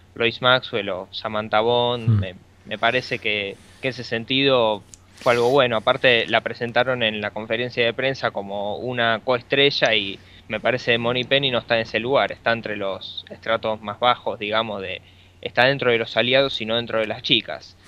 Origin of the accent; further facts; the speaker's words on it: Argentina; nunca salí de Argentina